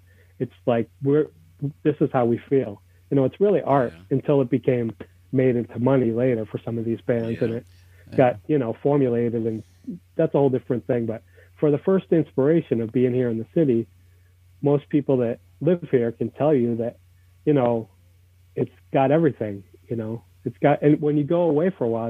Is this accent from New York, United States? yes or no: yes; New York, United States; Like, if you used to go play in some other town and we're from New York, boo, people would throw, you know, whatever at you